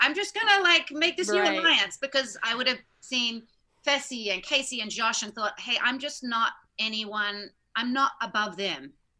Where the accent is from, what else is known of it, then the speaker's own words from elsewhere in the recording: Australia; I'm Australian, like, I'm a good swimmer.